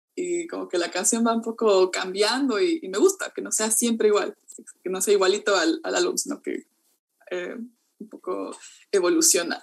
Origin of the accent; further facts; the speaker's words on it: Ecuador; now in New Zealand; en Ecuador como tenemos como 15 tipos de plátano diferentes